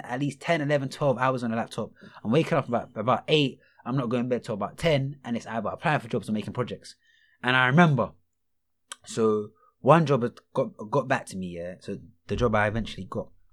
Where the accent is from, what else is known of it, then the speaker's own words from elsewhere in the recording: London, United Kingdom; I'm from Rockhampton